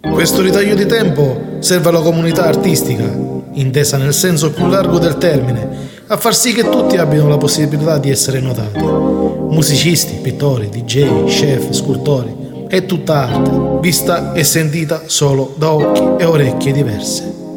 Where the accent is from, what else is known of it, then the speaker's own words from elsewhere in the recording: Sicily, Italy; io sono siciliano